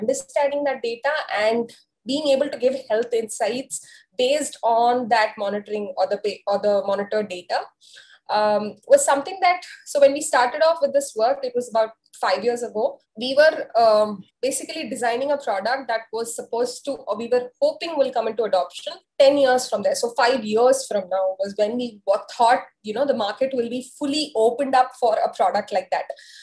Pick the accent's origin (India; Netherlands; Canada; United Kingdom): India; as Indian culture